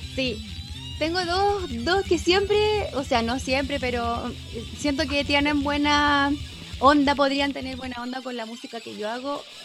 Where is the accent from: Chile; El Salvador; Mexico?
Chile; a nosotros como chilenos